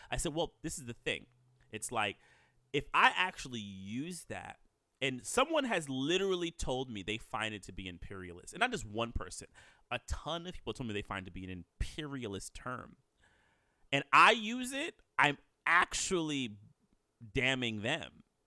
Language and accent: English; United States; I'm an American born black. My, my, my family roots go really, you know, long back here.